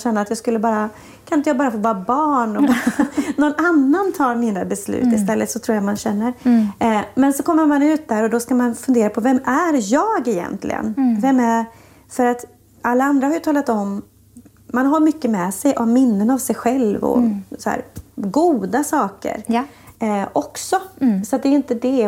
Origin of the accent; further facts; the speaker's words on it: Falköping, Västra Götaland, Sweden; I lilla Falköping växte jag upp i en kyrka där